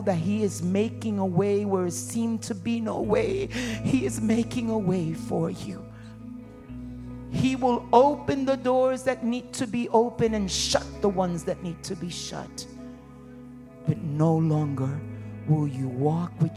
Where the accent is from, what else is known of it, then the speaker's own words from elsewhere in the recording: New York City, New York, United States; When I was a young girl, I was raised in Harlem, New York, where you fought in the streets